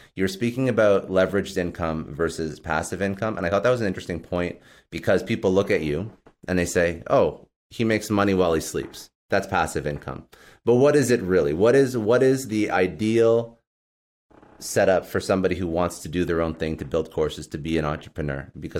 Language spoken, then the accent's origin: English; Toronto, Ontario, Canada; I used to work for a telco, like Bell Canada, which I'm from Toronto, right?